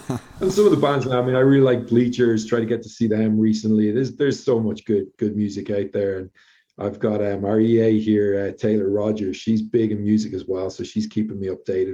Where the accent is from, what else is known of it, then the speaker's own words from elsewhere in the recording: Drogheda, Leinster, Ireland; now in Colorado, United States; Drogheda United as well was my hometown club